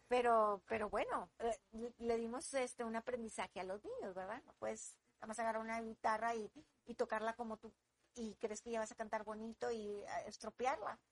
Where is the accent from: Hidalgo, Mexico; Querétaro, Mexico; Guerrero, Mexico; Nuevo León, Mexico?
Nuevo León, Mexico; Monterrey; soy regia y me, me gusta hacer lo que hago aquí y aquí lo tengo y aquí soy feliz